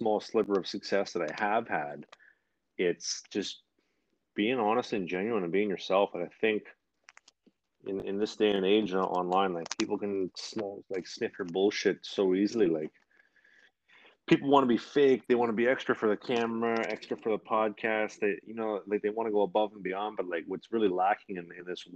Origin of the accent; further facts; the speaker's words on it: Winnipeg, Manitoba, Canada; I'm from Winnipeg